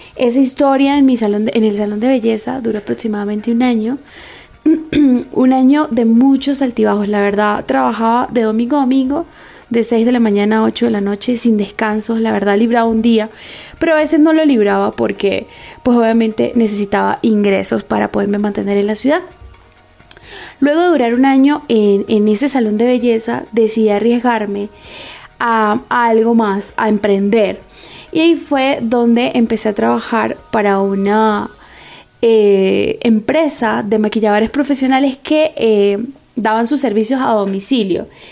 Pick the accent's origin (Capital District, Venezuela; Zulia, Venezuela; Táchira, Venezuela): Táchira, Venezuela; San Cristóbal; moved away as an adult; now in Bogotá, Colombia; nací en San Cristóbal, Venezuela, estado Táchira, y tengo 5 años en Bogotá, Colombia